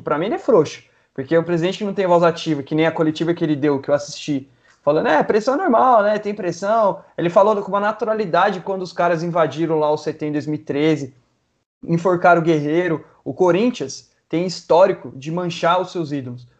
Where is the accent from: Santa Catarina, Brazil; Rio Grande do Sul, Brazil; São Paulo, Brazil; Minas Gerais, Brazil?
São Paulo, Brazil; Guararema; eu sou de Guararema